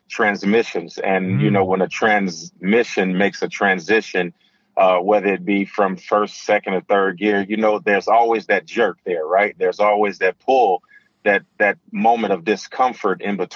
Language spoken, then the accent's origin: English; Gary, Indiana, United States; growing up in Gary, Indiana, where we heard gunshots at night